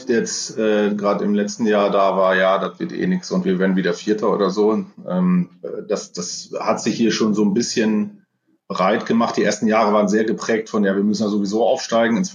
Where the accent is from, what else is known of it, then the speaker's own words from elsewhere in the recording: Bramsche, Lower Saxony, Germany; Ansonsten komme ich aus dem Bereich Osnabrück, habe auch ein kleines lila weißes Herz in meinem Herzen, muss man sagen, aber das ist natürlich naheliegend. Ähm, ich bin Bramscher, das ist nicht so weit, ich weiß.